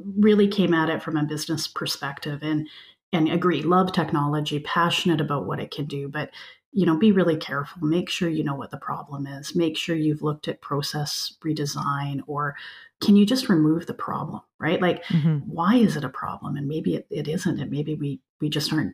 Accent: British Columbia, Canada; now in Alberta, Canada; I grew up in British Columbia in a much more diverse environment

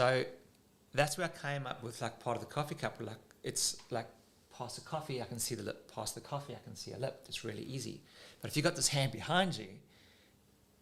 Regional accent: South Africa; now in Australia; when I was a kid growing up in South Africa

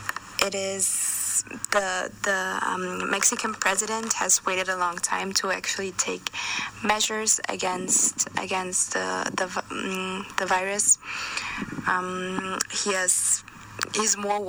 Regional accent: Austria; my home country in Austria

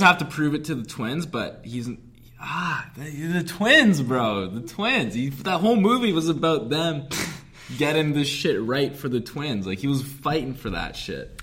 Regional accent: Canada; we're Canadian

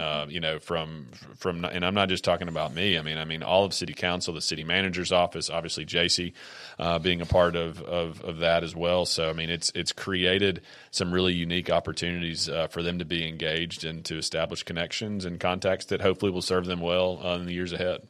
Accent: Columbia, Tennessee, United States; born and raised in Columbia.

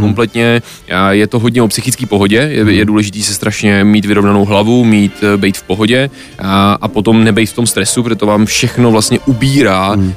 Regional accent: Czechia; já furt jsem Čech, jsem hrdý Čech a mm. chci zůstat v České republice

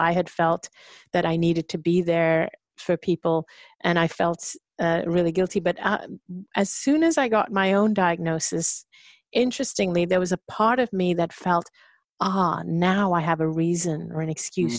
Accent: India; I think it was part of my upbringing, my conditioning as an Indian woman, that, you know, and if you're kind of brought up to serve other people and be subservient.

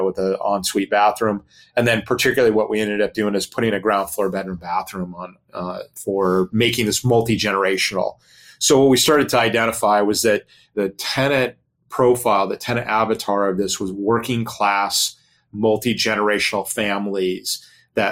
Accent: Long Beach, California, United States; Long Beach, my hometown in California

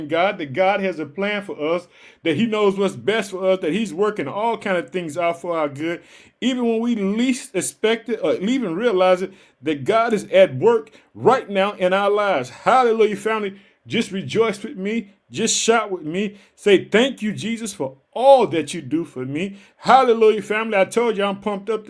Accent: Illinois, United States; also born or lived in Chicago; In the United States, the state of Illinois is my home state. I live in the city of Chicago.

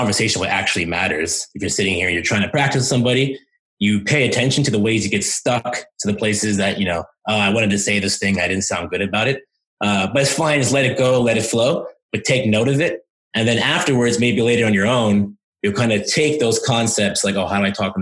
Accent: United States; first language English; I'm American

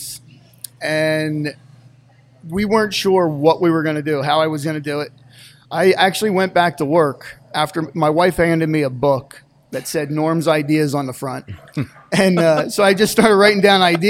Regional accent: Ringoes, New Jersey, United States; moved away as an adult; now in Bangor, Pennsylvania, United States; Originally, we grew up in, I grew up in Ringo's, New Jersey

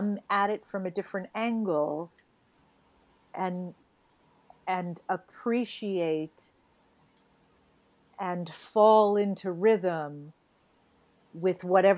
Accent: New England, United States; so I grew up in New England

